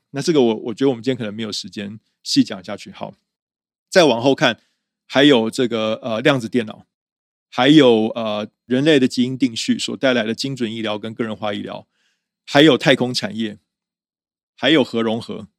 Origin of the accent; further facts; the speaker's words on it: Taiwan; also born or lived in United States; 我是台湾人